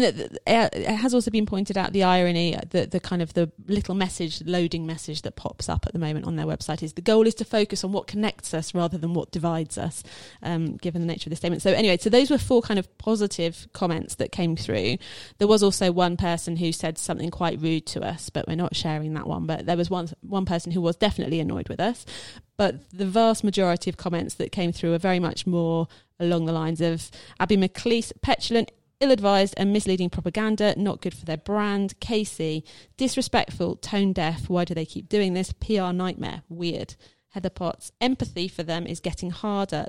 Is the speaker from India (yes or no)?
no; United Kingdom; as a British person